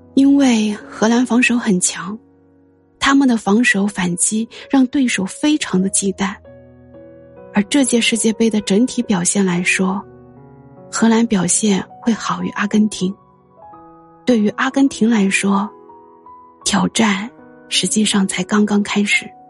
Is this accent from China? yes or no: yes; China; 身为一个中国人，一如既往地，也不怀好意地希望飞日营